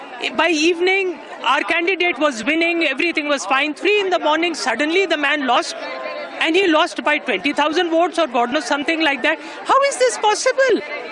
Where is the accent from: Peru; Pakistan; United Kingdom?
Pakistan; I'm speaking as a Pakistani voter.